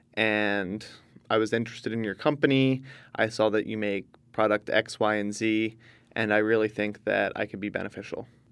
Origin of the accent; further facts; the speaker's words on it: Northeast, United States; I'm from the Northeast